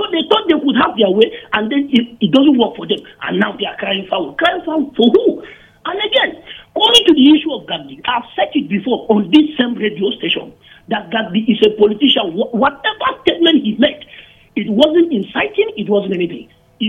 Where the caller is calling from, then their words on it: Holshi, Plateau, Nigeria; I'm calling from Holshi.